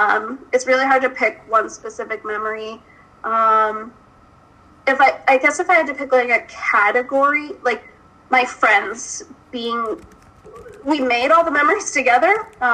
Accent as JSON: {"language": "English", "town": "Binghamton", "region": "New York", "country": "United States", "tie": "born or raised there", "said": "I'm from Binghamton, so Binghamton was in our backyard."}